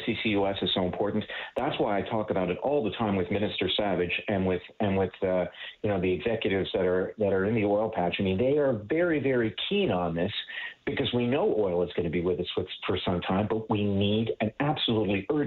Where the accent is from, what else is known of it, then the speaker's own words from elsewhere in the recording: Newfoundland and Labrador, Canada; I grew up in Labrador in the north